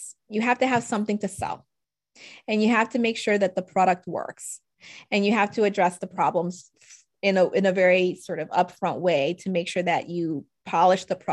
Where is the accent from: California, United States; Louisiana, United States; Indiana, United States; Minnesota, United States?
Louisiana, United States; New Orleans; moved away as an adult; also born or lived in Washington, D.C.; I'm originally from New Orleans, where there sort of the standing assumption was back then growing up, I'm either going to be an oil and gas lawyer or a doctor and stay and go to Tulane